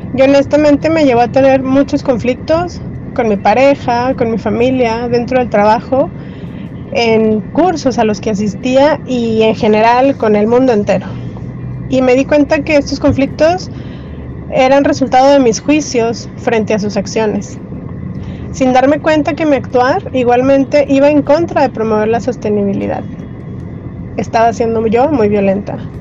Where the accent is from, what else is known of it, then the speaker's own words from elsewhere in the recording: Torreón, Coahuila, Mexico; Yo nací hace 40 años en Torreón, Coahuila